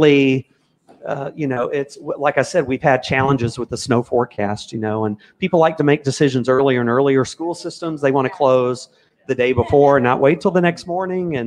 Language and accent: English; Memphis, Tennessee, United States; I grew up in Memphis, Tennessee